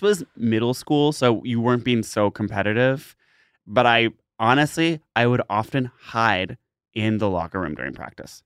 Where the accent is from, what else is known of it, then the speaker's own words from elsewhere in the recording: Massachusetts, United States; we grew up in Massachusetts